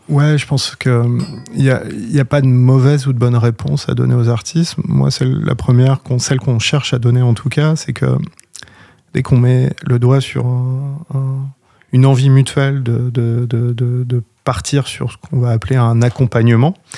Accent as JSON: {"language": "French", "area": "Orne", "region": "Normandy", "country": "France", "moved": "yes", "lives_now": "Caen, France", "said": "je viens pas de Caen à la base, donc je viens de l'Orne"}